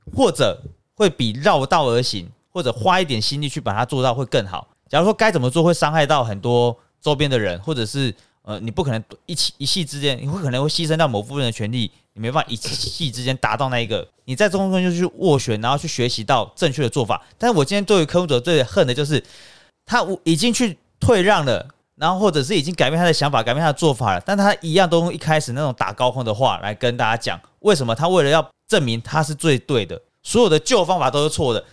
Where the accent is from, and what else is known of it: Taiwan